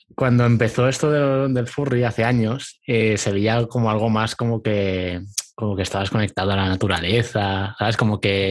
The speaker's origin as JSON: {"language": "Spanish", "town": "Castellón de la Plana", "region": "Valencian Community", "country": "Spain", "said": "soy de España, de, de Valencia, no, Castellón"}